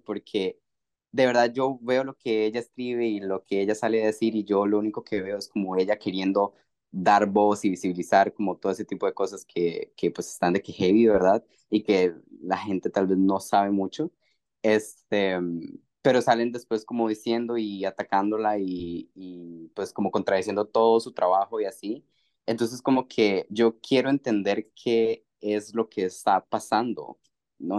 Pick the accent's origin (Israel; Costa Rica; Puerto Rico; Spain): Costa Rica; soy de Costa Rica